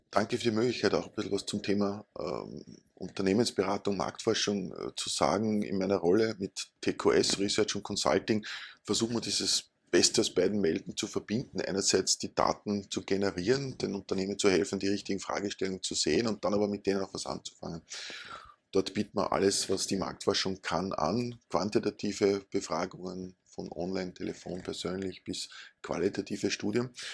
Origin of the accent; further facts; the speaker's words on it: Upper Austria, Austria; now in Vienna, Austria; Ich komme aus Oberösterreich